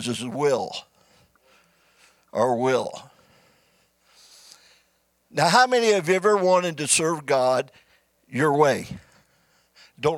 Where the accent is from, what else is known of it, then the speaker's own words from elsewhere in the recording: Midwest, United States; moved away as an adult; also born or lived in Bullhead City, Arizona; now in Kingman, United States; We're from the Midwest where there's real trees and real green grass.